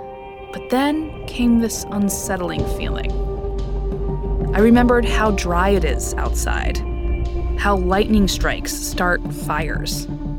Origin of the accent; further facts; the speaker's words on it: East Coast, United States; now in Bay Area, United States; I grew up on the East Coast, where thunderstorms are just a regular part of life.